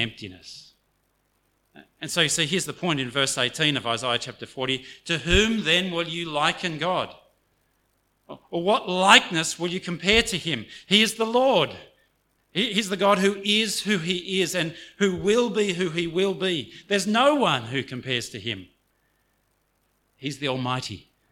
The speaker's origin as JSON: {"language": "English", "country": "Australia", "tie": "born or raised there", "first_language": "English", "said": "I grew up in Australia, and so I'm monolingual"}